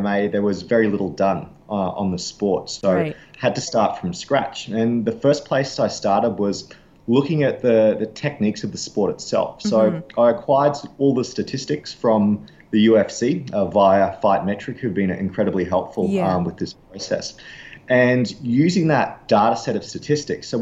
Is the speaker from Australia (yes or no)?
yes; Australia; growing up in Australia